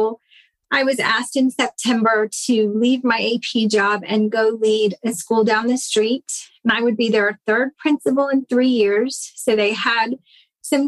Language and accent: English; Central Florida, United States; moved away as an adult; now in North Carolina, United States; I grew up in Central Florida in a little town exactly between Orlando and Tampa